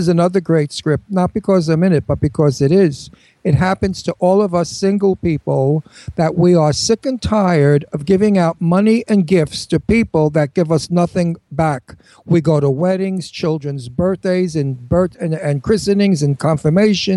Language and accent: English; New York City, New York, United States; moved away; I'm the one from Brooklyn.